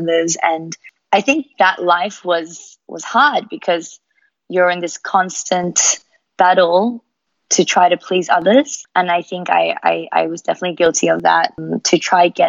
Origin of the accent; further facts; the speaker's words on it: Melbourne, Victoria, Australia; accent: Australian; moved away as an adult; now in Singapore; I was actually born in Melbourne.